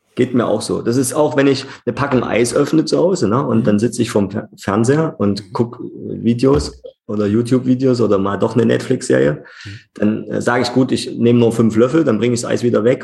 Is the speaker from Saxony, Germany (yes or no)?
yes; Leipzig, Saxony, Germany; ich bin in Leipzig geboren und auch nicht wieder äh, weggezogen, sondern hier geblieben und äh, ja, bin gebürtiger und Wunsch-Leipziger